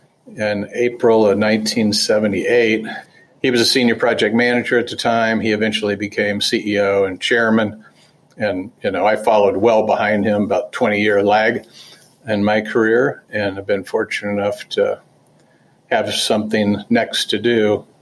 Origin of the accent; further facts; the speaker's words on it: Dayton, Ohio, United States; not so good if you wanted to work in Dayton and save a little money and live at home, because I was from Dayton.